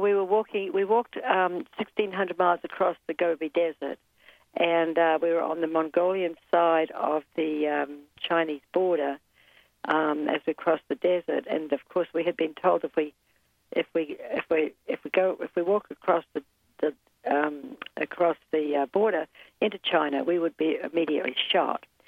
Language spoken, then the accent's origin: English; New Zealand; moved away as an adult; also born or lived in Guatemala; now in United States; I was born and raised in New Zealand